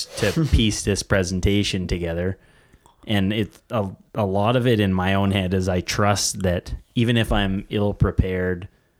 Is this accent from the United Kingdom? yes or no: no; near Big Muddy Valley, Saskatchewan, Canada; moved away as an adult; also born or lived in Vancouver; it's right on top of Castle Butte in the Big Muddy Valley, pretty close to my hometown where I grew up.